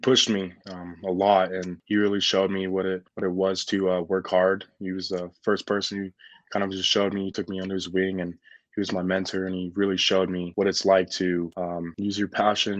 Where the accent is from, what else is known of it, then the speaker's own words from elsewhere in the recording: Florida, United States; also born or lived in New Jersey / Colorado; I'm from Florida. I was born in New Jersey, and then I moved to Colorado, and that's where I started playing football